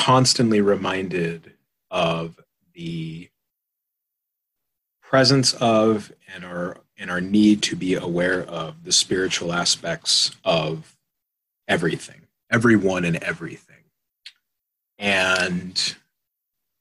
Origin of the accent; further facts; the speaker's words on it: Tucson, Arizona, United States; moved away as an adult; I am from Southern Arizona. I grew up in a small reservation just outside of Tucson city limits.